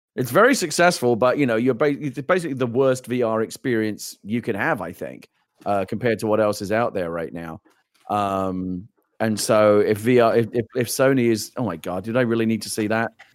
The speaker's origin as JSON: {"language": "English", "region": "London", "country": "United Kingdom", "tie": "born or raised there", "said": "I grew up in the East End of London. I grew up in London, born and raised where this game is set."}